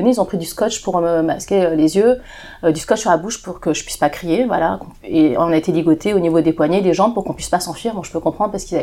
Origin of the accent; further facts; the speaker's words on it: China; C'est des gens, moi je suis chinoise, donc les gens qui m'ont fait ça, c'est des gens de ma région qui, sont chinois aussi.